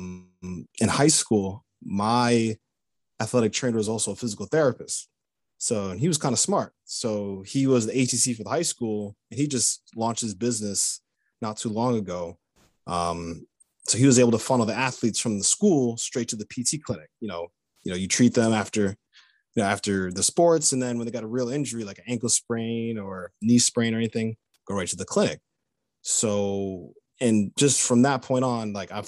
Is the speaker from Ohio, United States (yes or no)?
no; Long Island, New York, United States; I grew up in Long Island, New York